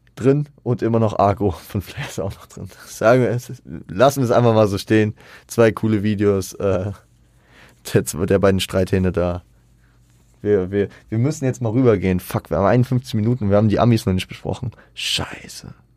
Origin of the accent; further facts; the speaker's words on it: Frankfurt, Hesse, Germany; am Ende sind wir Frankfurter äh, in Frankfurt zu Hause